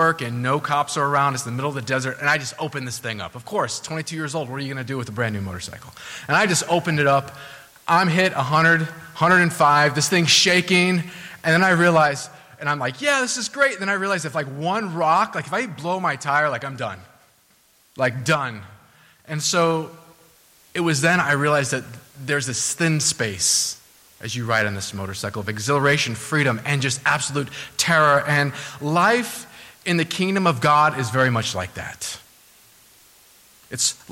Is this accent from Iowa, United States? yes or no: no; Southern California, United States; now in New England, United States; I'm from Southern California, so weather's excellent there for the most part.